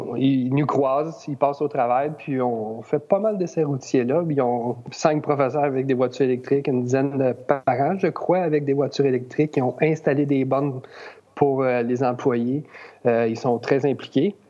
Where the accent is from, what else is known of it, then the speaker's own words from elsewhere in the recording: Rawdon, Quebec, Canada; je suis de Radun